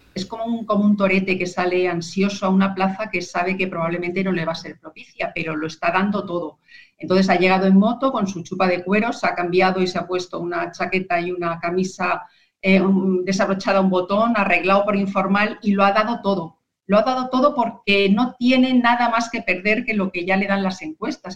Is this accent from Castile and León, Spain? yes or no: no; Alcalá de Henares, Community of Madrid, Spain; reportando desde mi tierra